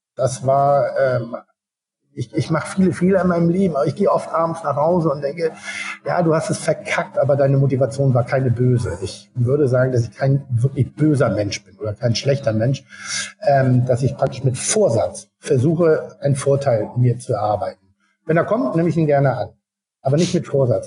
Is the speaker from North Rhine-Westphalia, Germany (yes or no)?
no; Hamburg, Germany; bei uns in Hamburg